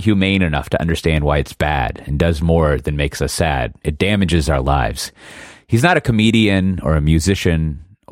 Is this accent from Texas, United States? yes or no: yes; Austin, Texas, United States; she was born in the same hospital as me, the exact same hospital in Austin